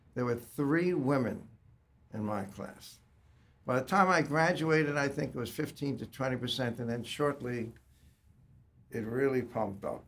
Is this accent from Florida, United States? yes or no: no; Long Island, New York, United States; also born or lived in Staten Island; moved out to Long Island